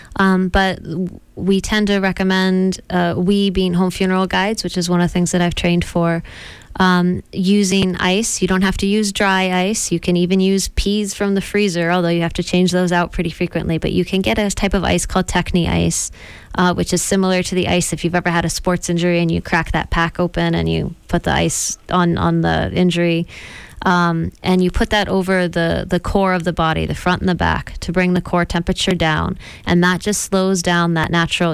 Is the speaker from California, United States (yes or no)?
yes; San Diego, California, United States; I was born in San Diego